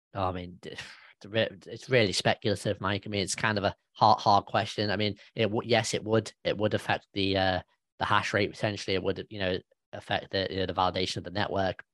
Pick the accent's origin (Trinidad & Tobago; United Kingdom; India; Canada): United Kingdom; I'm a British guy